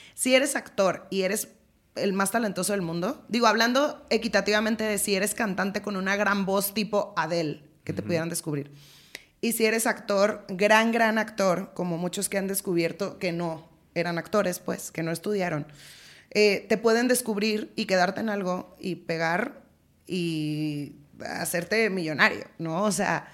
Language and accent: Spanish; Culiacán, Sinaloa, Mexico; moved away as an adult; yo soy de Sinaloa